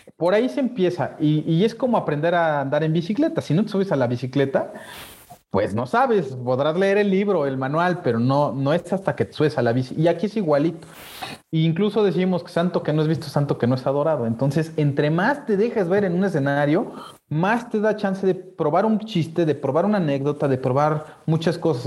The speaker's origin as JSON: {"language": "Spanish", "country": "Mexico", "said": "nosotros como mexicanos en Latinoamérica, pues somos muy bien vistos"}